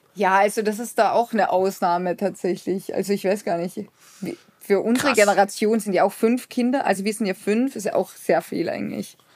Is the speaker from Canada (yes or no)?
no; Austria; als Österreicher